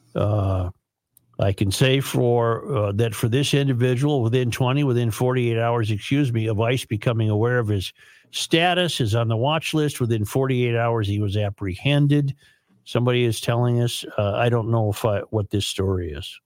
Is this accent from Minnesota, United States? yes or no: yes; Minnesota, United States; I'm a Minnesotan